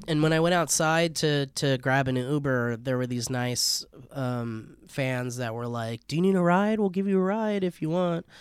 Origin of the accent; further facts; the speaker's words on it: Oxnard, California, United States; my friend Nicole, who I grew up with in Oxnard